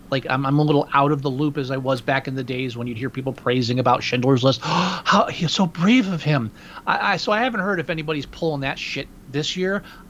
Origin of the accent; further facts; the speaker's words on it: New York, United States; moved away; I'm from New York State originally